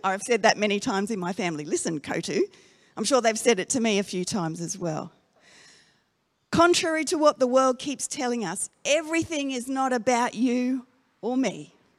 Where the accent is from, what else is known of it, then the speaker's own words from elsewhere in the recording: Darwin, Northern Territory, Australia; moved away; I grew up in Darwin